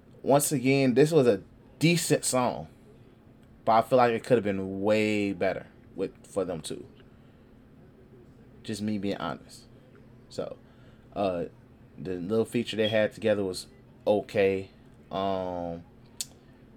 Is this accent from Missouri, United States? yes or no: no; Detroit, Michigan, United States; I was from Detroit